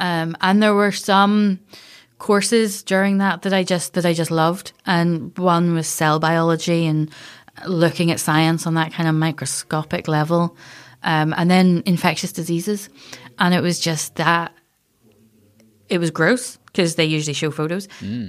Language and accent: English; Castlerock, Northern Ireland, United Kingdom; so I'm from Castle Rock. So we would be at the beach every couple of days, and I'd be poking about in rock pools